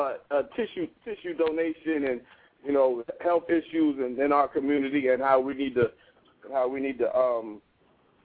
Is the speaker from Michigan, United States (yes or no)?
no; Columbus, Ohio, United States; I'm from Columbus, Ohio